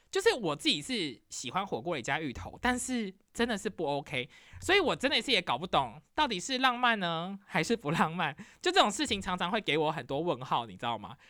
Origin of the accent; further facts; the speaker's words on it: Taiwan; also born or lived in New York; now in Michigan, United States; 快可丽就是我小时候在台湾可能会看到的真奶店